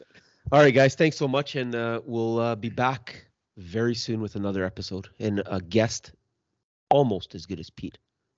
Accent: Canada; Like, I don't know. As a Canadian

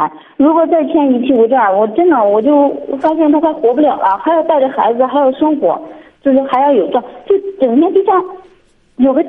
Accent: Shandong, China; 山东的。

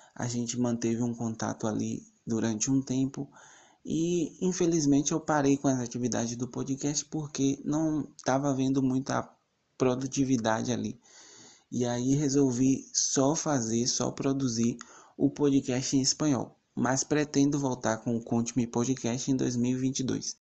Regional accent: Salvador, Bahia, Brazil; sou de Salvador, Bahia

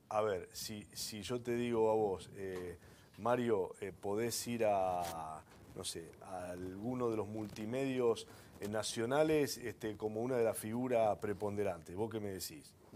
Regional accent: Rosario, Santa Fe, Argentina; Soy de Rosario

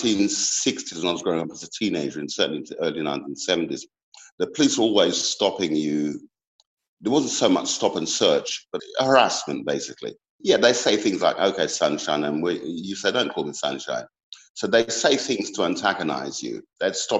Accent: London, United Kingdom; growing up in Peckham

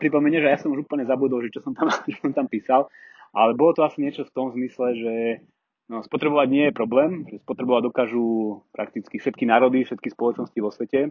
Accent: Slovakia

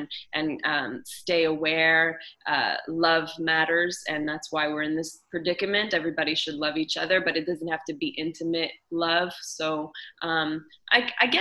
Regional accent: Montreal, Quebec, Canada; I was raised in Montreal

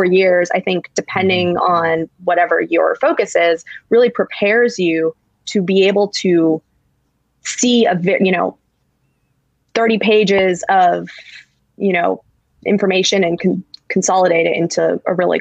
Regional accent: Charlotte, North Carolina, United States; moved away; also born or lived in Washington; I grew up in Charlotte, North Carolina, and I went to Duke

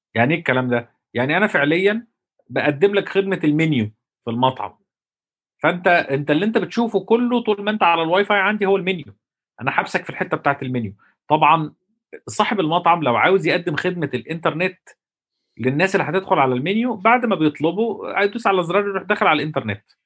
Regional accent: Egypt; احنا عندنا في مصر

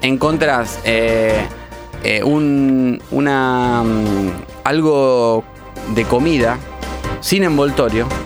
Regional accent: near Acevedo, Pergamino, Buenos Aires Province, Argentina; moved away; No soy de Acevedo casi, que soy de Acevedo, porque está a 30 kilómetros de Pergamino.

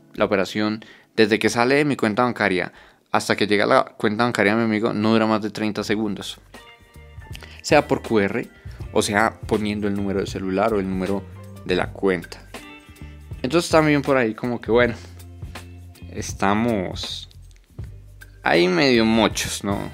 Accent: Colombia; esa estética del contactless que por ejemplo tenemos en Colombia

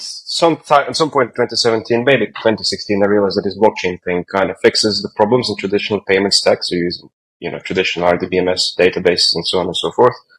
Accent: Croatia; moved away; I'm originally from Croatia

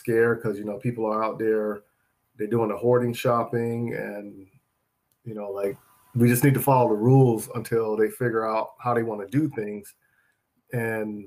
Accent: Charlotte, North Carolina, United States; my neighborhood where I grew up at in Charlotte

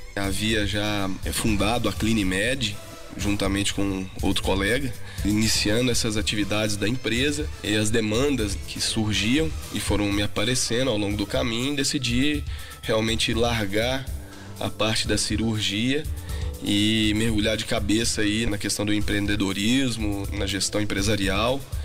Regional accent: Passos, Minas Gerais, Brazil; moved away as an adult; now in Belo Horizonte, Brazil; sou de Passos. A minha família paterna é toda de lá. Já moro em Belo Horizonte há algum tempo, né? Vim para estudar

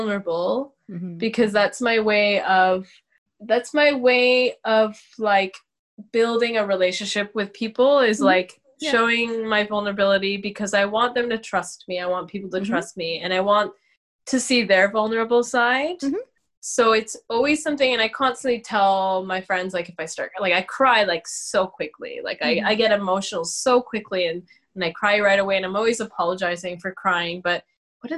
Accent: Canada; I'm from here. I'm Canadian.

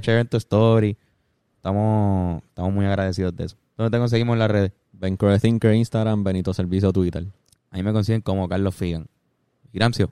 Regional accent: Puerto Rico; nuestra posición o situación política como puertorriqueño

